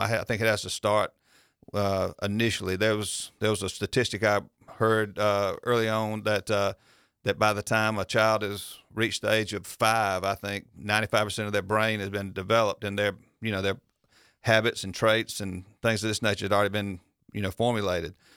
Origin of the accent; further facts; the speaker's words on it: Milledgeville, Georgia, United States; I grew up here in Millersville